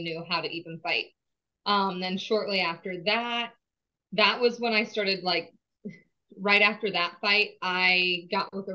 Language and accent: English; St. Paris, Ohio, United States; I am from the St. Paris, Ohio is where I grew up at.